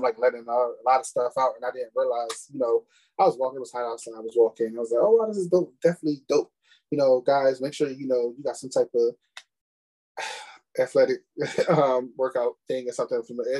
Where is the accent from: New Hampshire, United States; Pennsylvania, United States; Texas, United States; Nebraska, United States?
Pennsylvania, United States; Philadelphia; moved away as an adult; now in Delaware, United States; I'm from Philly, born and raised Philadelphia all my life, but I stay in Delaware.